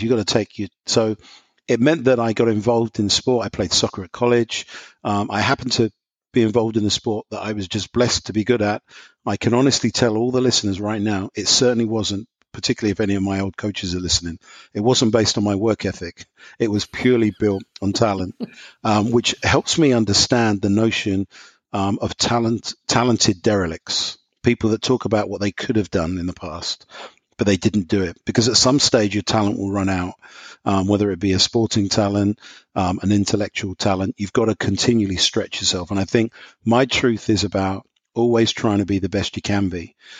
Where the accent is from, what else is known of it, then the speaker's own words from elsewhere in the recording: London, United Kingdom; moved away as an adult; now in Indiana, United States; I don't have an American accent, so just to qualify. So I'm from London, England.